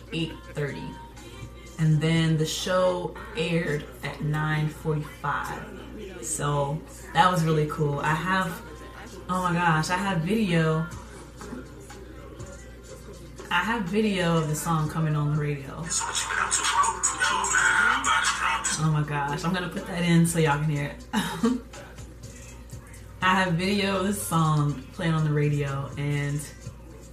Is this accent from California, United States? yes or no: no; Atlanta, Georgia, United States; I'm from Atlanta